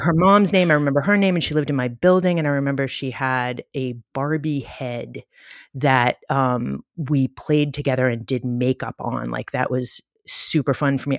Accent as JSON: {"language": "English", "town": "New York City", "region": "New York", "country": "United States", "tie": "born or raised there", "said": "I grew up in the Bronx, and I'm, like, from a very liberal Jewish family in Co-op City in the Bronx"}